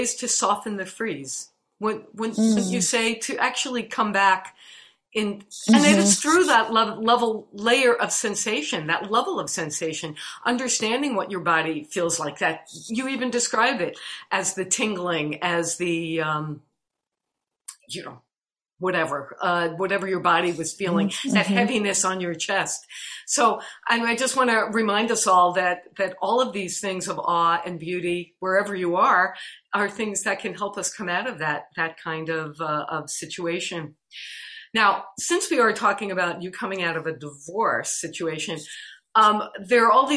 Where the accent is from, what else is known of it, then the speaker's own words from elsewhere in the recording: New York, United States; I grew up in New York, so we spent a lot of time in Central Park